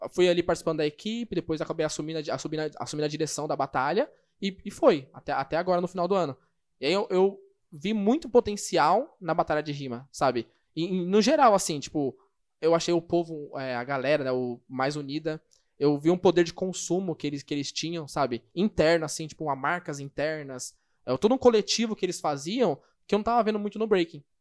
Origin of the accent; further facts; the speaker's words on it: São Paulo, Brazil; e como eu sou de São Paulo, SP.